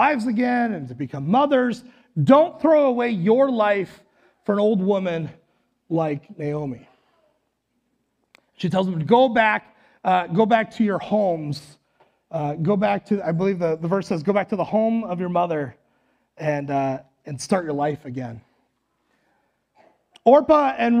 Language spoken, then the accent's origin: English; Western North Dakota, United States; now in Le Sueur, United States; I'm from Western North Dakota